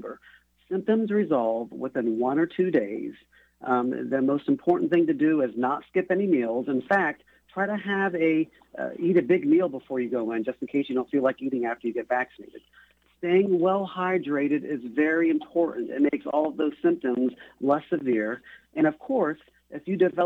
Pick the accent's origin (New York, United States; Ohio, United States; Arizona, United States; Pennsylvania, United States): Ohio, United States; Tuscarawas County; I'm from a rural county. I was born in Tuscarawas County, north of the Athens County area, and I have a lot of family and friends there